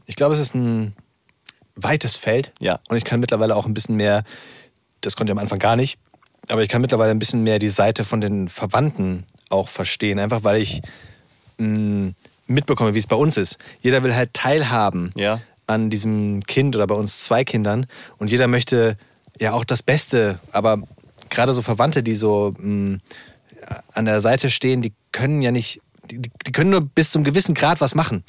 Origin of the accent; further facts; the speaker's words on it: Hesse, Germany; accent: Hessian; Ich bin ja selber Hesse. Ich bin hier aufgewachsen, hier geboren.